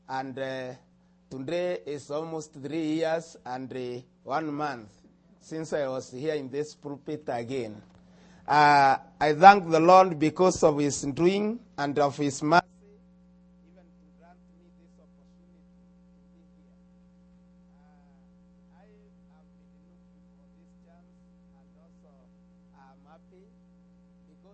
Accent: Nairobi, Kenya; first language Kimeru; English is a second language; I come from Africa, Kenya, Nairobi

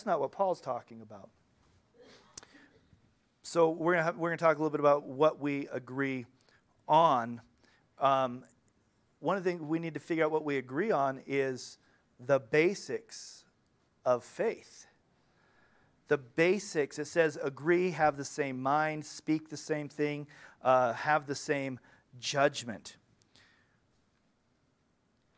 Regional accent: United States; When I was in Ukraine, I was from the United States of America

